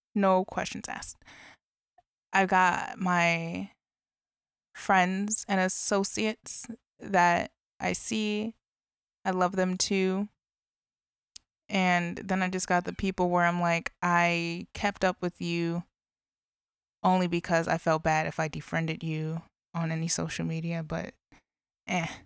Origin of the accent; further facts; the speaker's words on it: Illinois, United States; in Illinois as well, my home state